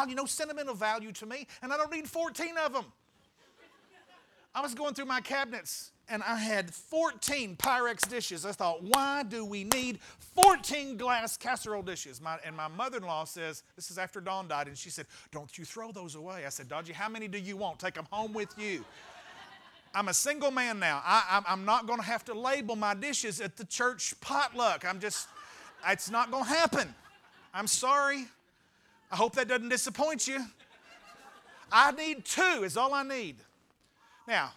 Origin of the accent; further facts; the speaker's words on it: Arkansas, United States; Now we're from Arkansas